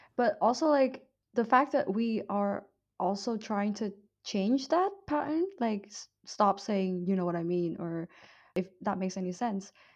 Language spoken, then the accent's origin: English; Vietnam; accent: Vietnamese; moved away; my Vietnamese accent